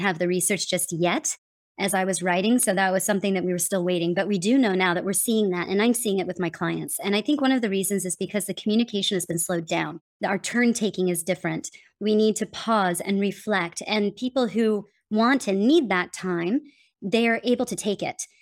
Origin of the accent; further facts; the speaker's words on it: United States; accent: general American; moved away; also born or lived in Denmark; I'm from America